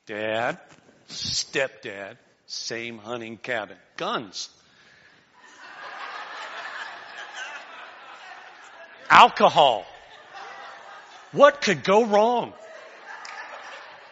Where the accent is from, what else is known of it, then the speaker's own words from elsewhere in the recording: Florida, United States; I grew up in Florida, so we hunted in the Everglades